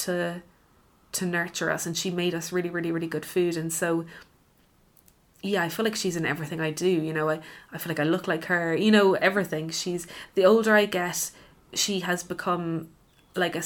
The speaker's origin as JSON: {"language": "English", "town": "Cork", "region": "Munster", "country": "Ireland", "tie": "born or raised there", "also_born_or_lived": "London", "moved": "yes", "said": "I'm from Cork"}